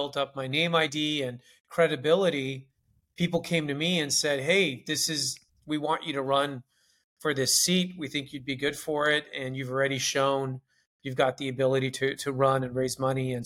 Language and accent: English; Corona, California, United States; my hometown in Corona